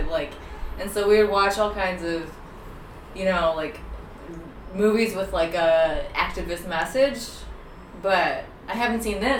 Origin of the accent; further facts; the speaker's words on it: Lakewood, Ohio, United States; it's like inner ring suburb I'm from, it's called Lakewood.